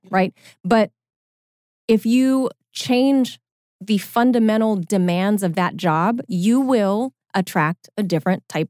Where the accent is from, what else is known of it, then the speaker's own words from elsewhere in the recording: Los Angeles, California, United States; my hometown in Los Angeles